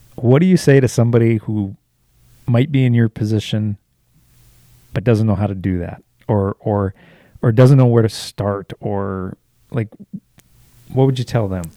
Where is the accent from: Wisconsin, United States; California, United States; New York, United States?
Wisconsin, United States; also born or lived in Illinois; I'm from Wisconsin.